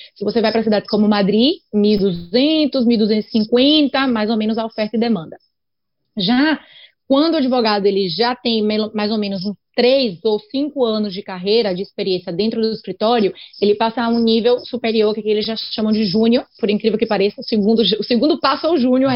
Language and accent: Portuguese; Brazil; now in Spain; a gente é brasileiro ou brasileira e vem para a Europa